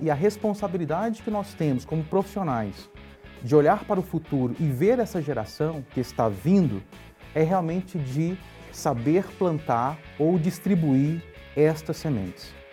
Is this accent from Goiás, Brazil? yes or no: yes; Goiânia, Goiás, Brazil; nasci em Goiânia, né? Goiás. E minha infância ela foi uma infância muito simples e porém muito divertida.